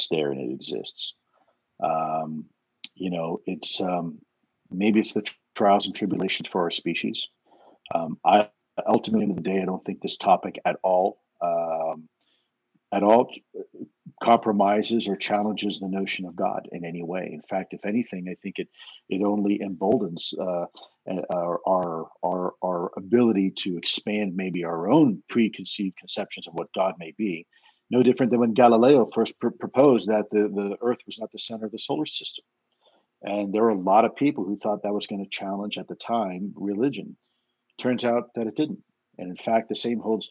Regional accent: Miami, Florida, United States; growing up in Miami

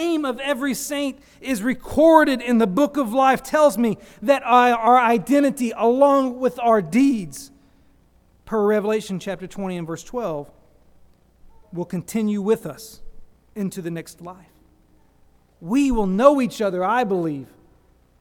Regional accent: United States; I'm an American

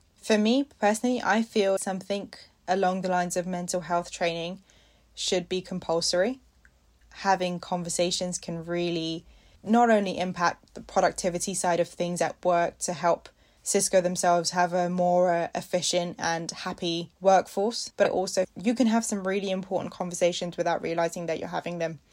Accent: India; I'm an Indian

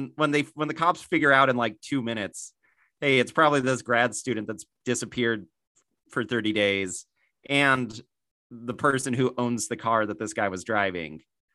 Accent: the South, United States; When I'm from the South, and that's a regional thing.

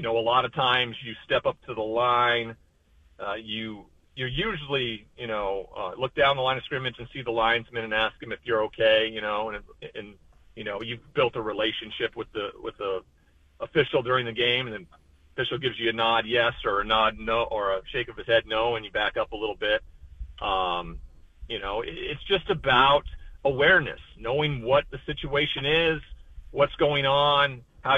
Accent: Montana, United States; growing up in Montana

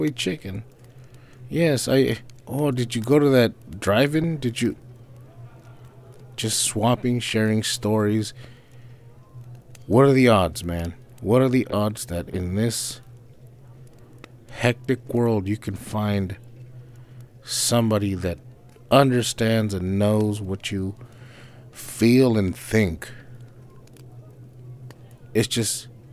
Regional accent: California, United States; we're from the same West Coast. We're from California

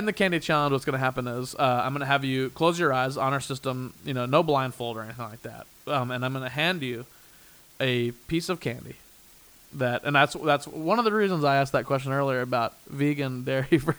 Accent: Midwest, United States; now in Los Angeles, United States; we're both from the Midwest

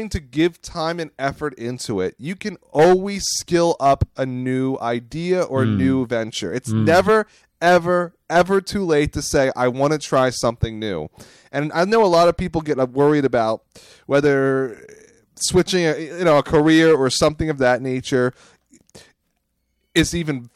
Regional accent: Phoenixville, Pennsylvania, United States; Pennsylvania. It's my hometown.

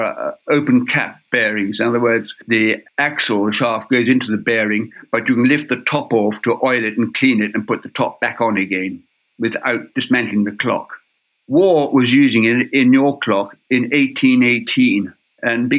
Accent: Ireland; moved away; I come from Ireland, it's my homeland, and I went back to Ireland in 1980

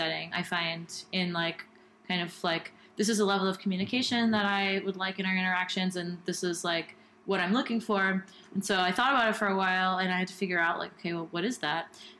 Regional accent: Seattle, Washington, United States; now in Berlin, Germany; I'm originally from Seattle, and all of my... I'm, like, in the burner community there

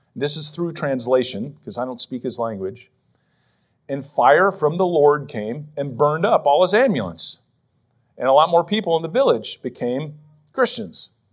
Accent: Western Pennsylvania, United States; now in Philadelphia, United States; growing up in Western P

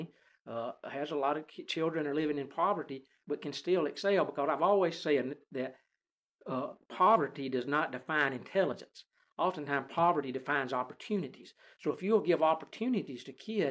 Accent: Fayette County, Alabama, United States; now in Roanoke, United States; I'm from Fayette County on the west side of the state

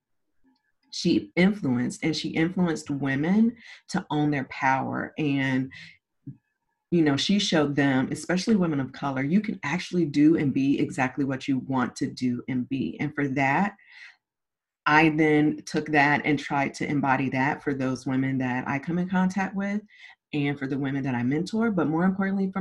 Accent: Zephyrhills, Florida, United States; also born or lived in St. Petersburg, Florida; I was born in St. Petersburg, Florida, raised in Zephyr Hills, Florida

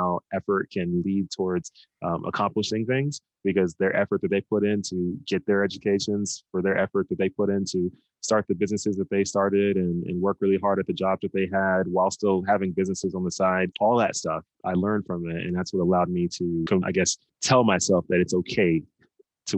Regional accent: Dallas, Texas, United States; moved away as an adult; now in California, United States; originally, I'm from Dallas, Texas

